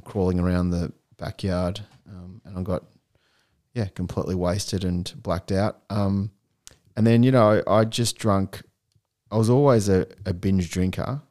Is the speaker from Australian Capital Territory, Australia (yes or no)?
no; Melbourne, Victoria, Australia; also born or lived in Chicago; I was born in Chicago and – I came here when I was three years old, hence why I don't have a US accent. Um, and yeah, I grew up in Melbourne